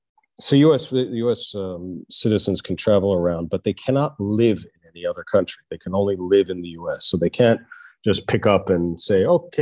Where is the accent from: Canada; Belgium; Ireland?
Canada; also born or lived in United States / Israel; I was born in the States, and my parents just took me as a five-year-old to Israel, and I got citizenship in Israel. And then they took me as a 10-year-old to Canada, and so I got Canadian citizenship.